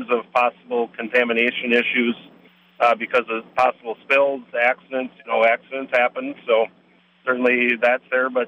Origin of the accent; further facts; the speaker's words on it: Wisconsin, United States; in Wisconsin, and I've been sick to my stomach every year since I've left the farm, watching what Wisconsin is doing to farmers.